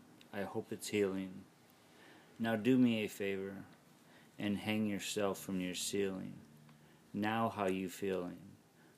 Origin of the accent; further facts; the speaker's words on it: Detroit, Michigan, United States; I was from Detroit